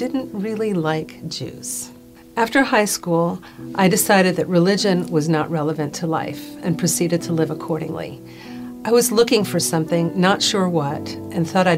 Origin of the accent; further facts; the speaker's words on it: Puerto Rico; I grew up in Puerto Rico